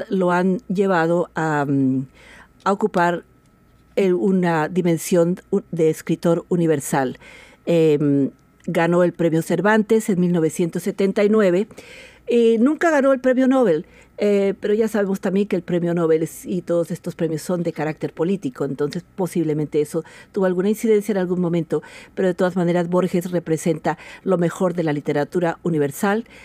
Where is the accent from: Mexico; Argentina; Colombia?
Colombia; also born or lived in Spain; now in Washington, United States; Soy de origen colombiano, em, viví muchos años en España y llevo también muchos años en el estado de Washington.